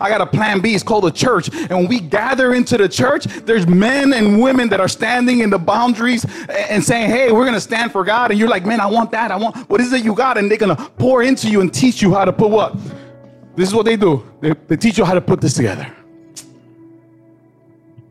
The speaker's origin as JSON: {"language": "English", "town": "Newark", "region": "New Jersey", "country": "United States", "said": "I come from Newark"}